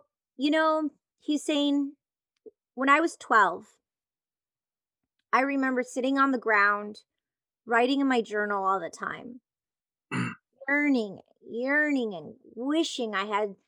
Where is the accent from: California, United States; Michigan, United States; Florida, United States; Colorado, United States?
Michigan, United States; Detroit; I grew up in the Detroit electronic music scene.